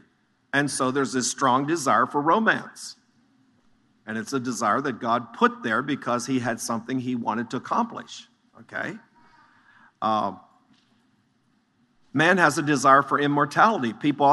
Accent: Chambersburg, Pennsylvania, United States; I was born in the Chambersburg, Greencastle area.

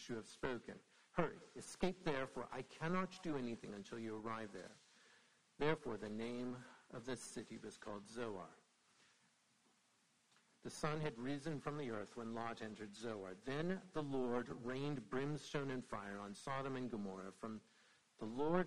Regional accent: Indiana, United States; now in Brookneal, United States; I'm actually from Indiana

